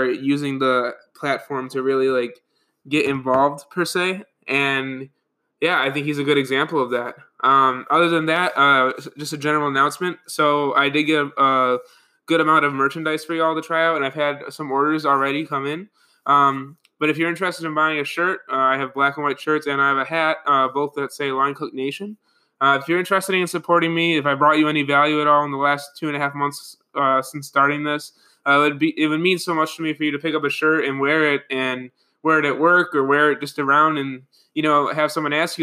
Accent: Buffalo, New York, United States; I'm from Buffalo

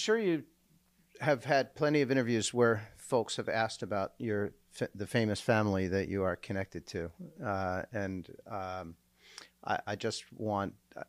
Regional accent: New Jersey, United States; I grew up in Jersey in the 70s

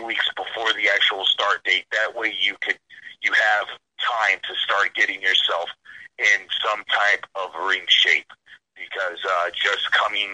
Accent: New London, Connecticut, United States; moved away; I'm originally from New London, Connecticut

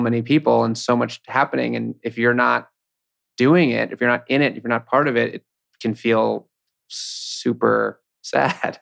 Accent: New York City, New York, United States; also born or lived in Williamsburg, Brooklyn; I grew up in Manhattan, so, I mean, I'm a, I'm a local.

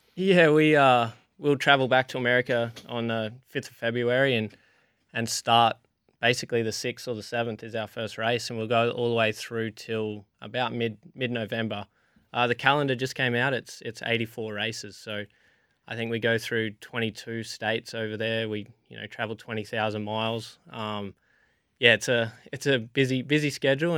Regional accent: Alice Springs, Northern Territory, Australia; I grew up in Alice Springs racing go-karts

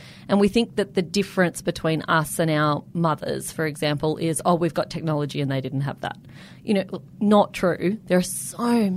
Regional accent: Canberra, Australian Capital Territory, Australia; I grew up in Canberra

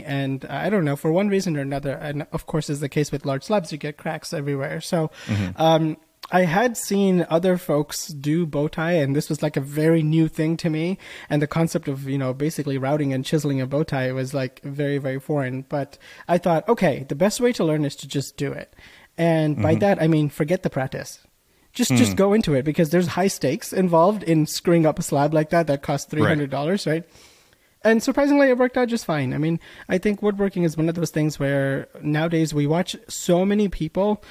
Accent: Bangladesh; now in United States; I was born in Bangladesh

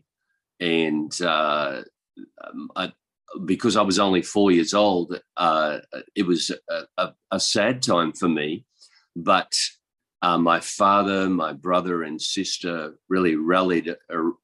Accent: east coast of Australia, Australia; moved away as an adult; now in Chiang Mai, Thailand; I'm from Australia, and I was born in the country. On the east coast of Australia

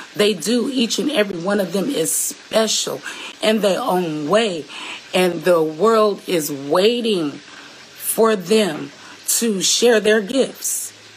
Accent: Seattle, Washington, United States; I'm from Seattle, Washington, the 206, the West Coast

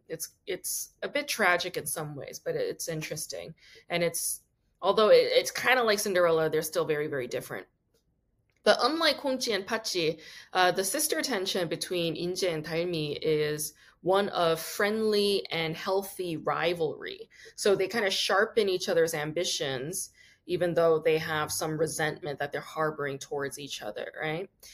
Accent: New York, United States; I'm from New York oh, originally

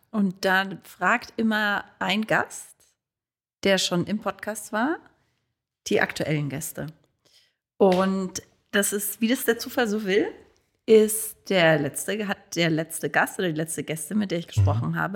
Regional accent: Hamburg, Germany; born there; ich bin zumindest ja auch in Hamburg geboren, ich könnte von mir niemals behaupten, dass ich deutsch bin, weil du hast halt einfach immer diese Wurzeln noch im Hintergrund.

